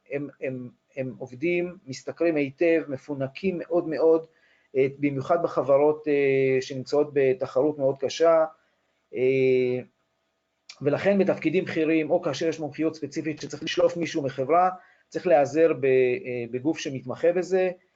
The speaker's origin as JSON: {"language": "Hebrew", "country": "Israel"}